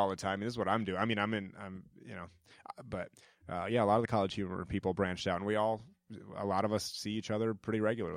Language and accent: English; New Hampshire, United States; also born or lived in Georgia / New York / Brooklyn; now in Los Angeles, United States; I grew up in New Hampshire